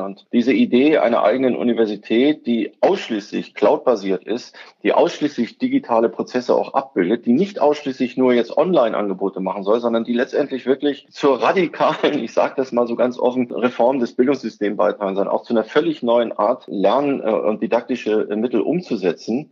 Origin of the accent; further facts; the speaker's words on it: Schleswig-Holstein, Germany; ich bin ja Schleswig-Holsteiner